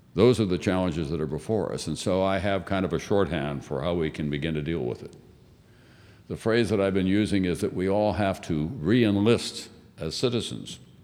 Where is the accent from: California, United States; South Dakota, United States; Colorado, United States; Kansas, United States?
South Dakota, United States; Yankton; moved away; also born or lived in New York; when I was growing up in South Dakota